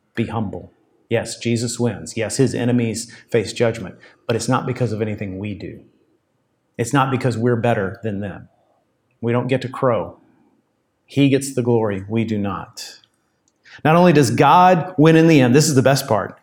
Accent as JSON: {"language": "English", "country": "United States", "said": "us as American Christians"}